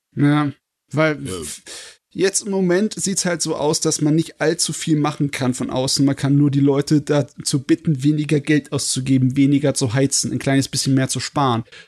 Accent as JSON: {"language": "German", "country": "Germany", "said": "Als Deutscher"}